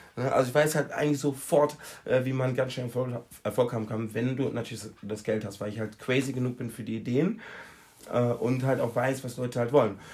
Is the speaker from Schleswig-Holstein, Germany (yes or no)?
no; Recklinghausen, North Rhine-Westphalia, Germany; now in Mallorca, Spain; ich komme aus äh, Recklinghausen.